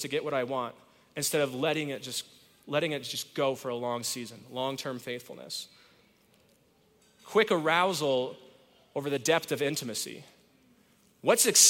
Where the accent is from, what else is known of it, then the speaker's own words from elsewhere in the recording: Whittier, California, United States; now in Colorado, United States; I was born in California, in East LA, in a mighty suburb called Whittier